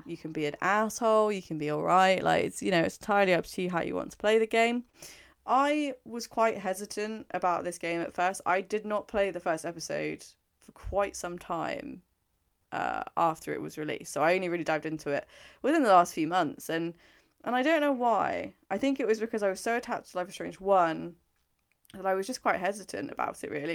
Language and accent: English; England, United Kingdom; I'm English.